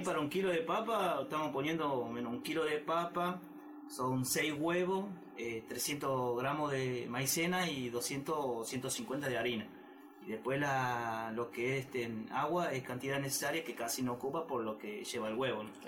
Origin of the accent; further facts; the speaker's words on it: Salta, Argentina; yo soy de Salta Capital